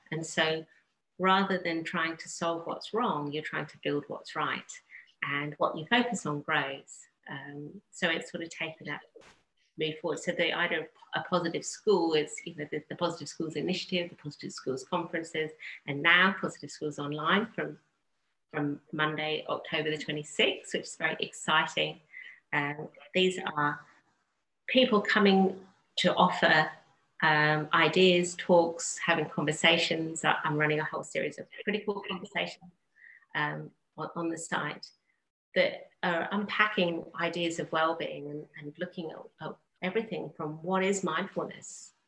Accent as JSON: {"language": "English", "region": "England", "country": "United Kingdom", "tie": "born or raised there", "said": "I grew up in England"}